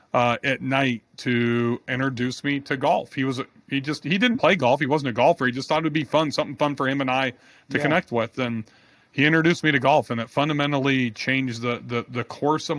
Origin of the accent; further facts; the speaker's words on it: Bakersfield, California, United States; moved away; I'm originally from Bakersfield, California